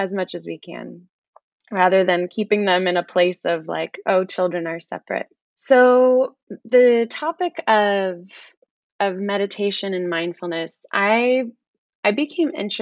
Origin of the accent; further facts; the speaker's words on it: San Francisco Bay Area, California, United States; also born or lived in Brooklyn, New York; I am from the San Francisco Bay Area, and I am currently here